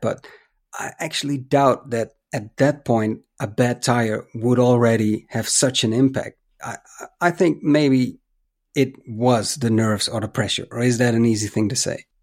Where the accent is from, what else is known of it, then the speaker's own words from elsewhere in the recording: Netherlands; my home country